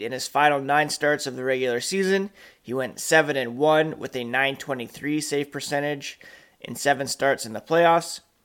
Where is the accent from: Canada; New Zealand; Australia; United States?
Canada; Ottawa, Ontario; also born or lived in Manitoba; now in Guelph, Canada; I grew up in Ottawa